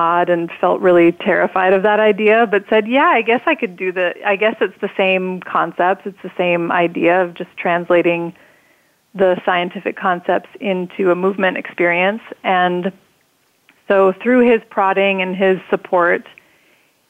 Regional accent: North Dakota, United States; I grew up in North Dakota in a small town

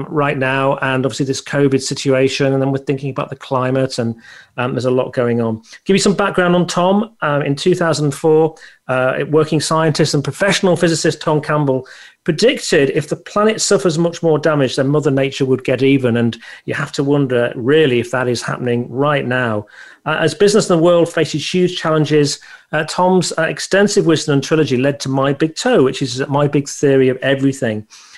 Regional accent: United Kingdom; I come from the United Kingdom.

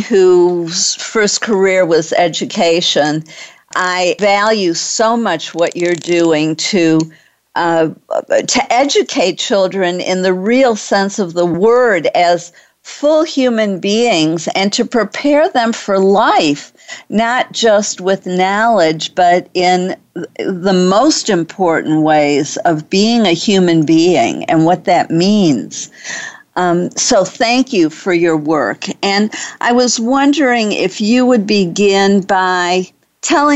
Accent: Detroit, Michigan, United States; moved away; I'm from Detroit

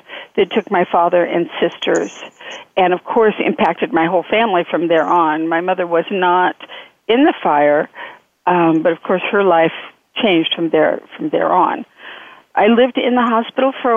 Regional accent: Nevada, United States; also born or lived in California; we moved from California to Nevada. And Nevada is a unique kind of place, you know, because of the gambling, the alcohol, the very unique. And I was raised within the influence

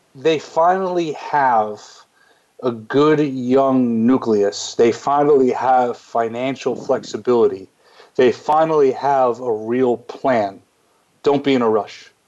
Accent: New York, United States; being a New Yorker

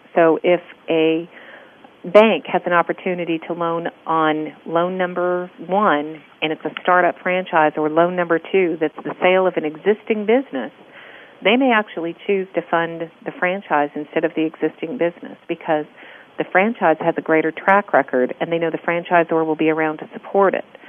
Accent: California, United States; now in Texas, United States; I'm from California

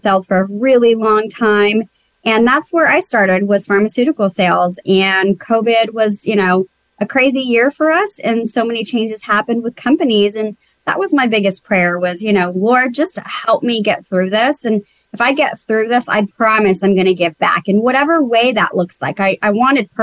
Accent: South Texas, United States; now in Houston, United States; I'm originally from South Texas.

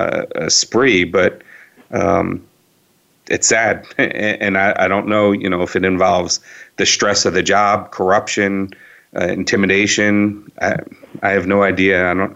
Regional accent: Northern New Jersey, United States; I'm originally from Northern Jersey and spent a lot of time in New York and New York City.

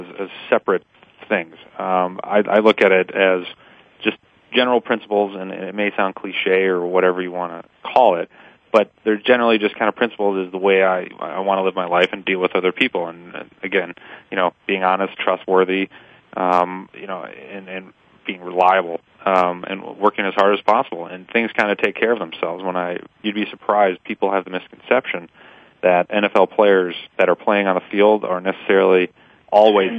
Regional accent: Milwaukee, Wisconsin, United States; moved away as an adult; now in Pittsburgh, United States; I grew up in Milwaukee, where the Green Bay Packers, you know, obviously were what we were watching and talking about

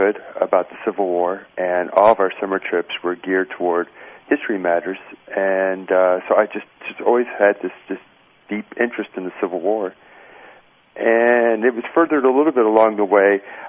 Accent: Indiana, United States; I grew up in Indiana

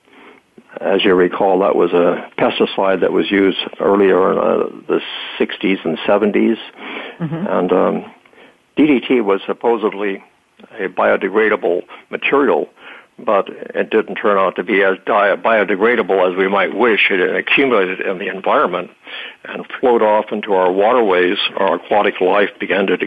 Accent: Texas, United States; I was born in Texas and spent my early years on a ranch warming type of community

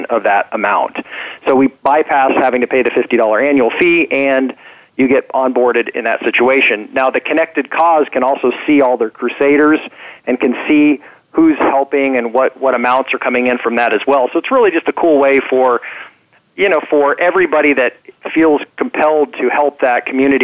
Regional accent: Topeka, Kansas, United States; So I was born in Topeka, Kansas, so a Midwesterner.

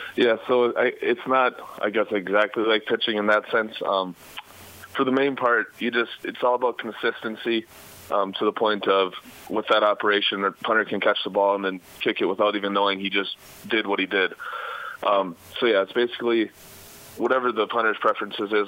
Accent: Minnesota, United States; It's only about two and a half hours away from my my hometown in Minnesota

